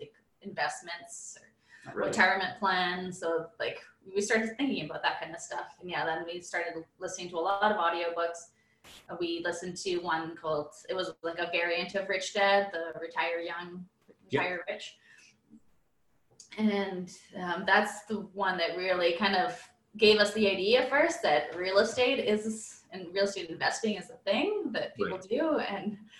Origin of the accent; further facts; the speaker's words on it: Edmonton, Alberta, Canada; living and growing up in Edmonton our whole lives